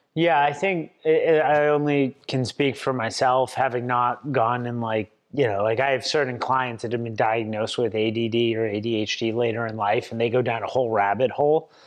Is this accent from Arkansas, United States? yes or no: no; Swampscott, Massachusetts, United States; I was born and raised in Swampscott, Massachusetts, about twenty miles north of Boston